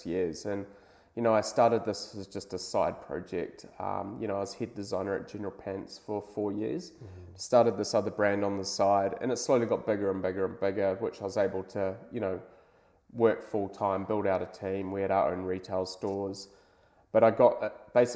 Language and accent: English; Hawke's Bay, New Zealand; moved away as an adult; now in Sydney, Australia; I'm originally from New Zealand, so I grew up in Hawke's Bay, same place as you